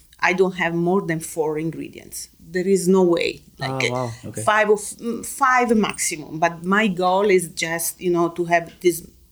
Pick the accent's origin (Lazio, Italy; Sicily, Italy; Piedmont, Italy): Lazio, Italy; Rome; now in Los Angeles, United States; I grew up in Rome. So Rome is an open museum. So I grew up seeing beauty every day.